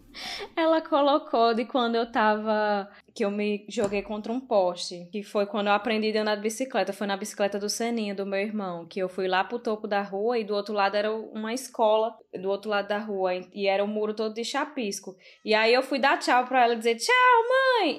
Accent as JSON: {"language": "Portuguese", "region": "Northeast Region", "country": "Brazil", "moved": "yes", "lives_now": "Netherlands", "said": "a gente como brasileiro, principalmente como nordestino"}